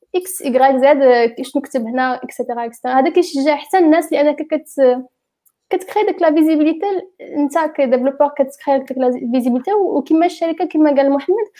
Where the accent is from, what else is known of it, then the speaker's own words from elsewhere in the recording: Morocco; حنا كمغاربه